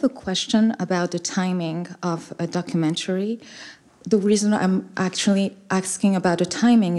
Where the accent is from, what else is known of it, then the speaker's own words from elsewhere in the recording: Burundi; I come from Burundi